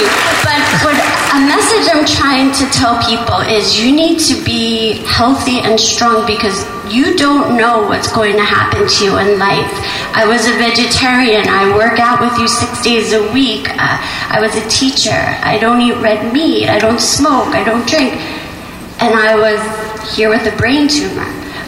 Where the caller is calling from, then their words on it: New York, United States; from New York.